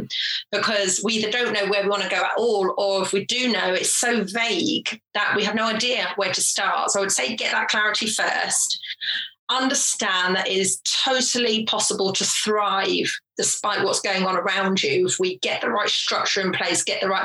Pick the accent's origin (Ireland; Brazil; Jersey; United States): Jersey; also born or lived in England; I was born in England, but when I was three, my family moved to Jersey in the Channel Islands, tiny little island.